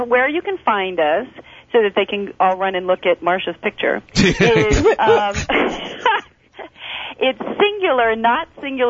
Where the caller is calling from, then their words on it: Las Vegas, Nevada, United States; I'm calling from Las Vegas, and I was attending yesterday the Executive and Entrepreneur Conference here